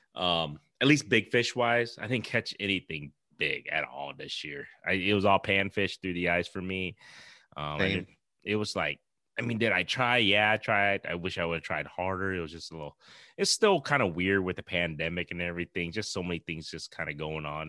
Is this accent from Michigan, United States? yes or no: no; Iowa, United States; we're from Iowa